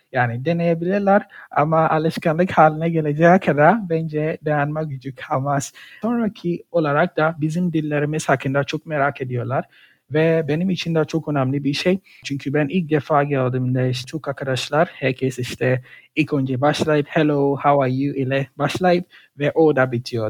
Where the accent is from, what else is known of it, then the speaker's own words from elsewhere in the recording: Ghana; Turkish is a second language; moved away as an adult; also born or lived in Poland; now in Gaziantep, Turkey; Ganalıyım. Gana'da yaşadım, okudum. 2016 yılında işte Türkiye'ye geldim.